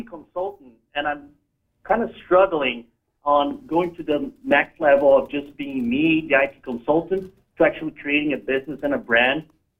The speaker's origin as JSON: {"language": "English", "country": "Brazil", "moved": "yes", "lives_now": "San Diego, United States", "said": "I'm originally from Brazil."}